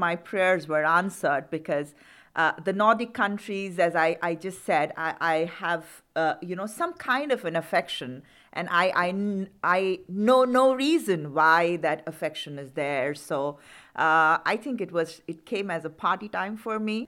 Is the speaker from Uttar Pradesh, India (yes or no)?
no; Delhi, India; moved away as an adult; now in Reykjavik, Iceland; I am, uh, staying in Delhi since my birth